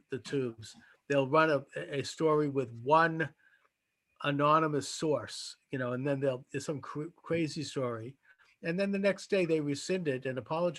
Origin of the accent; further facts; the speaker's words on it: Boston, Massachusetts, United States; in Boston, in my hometown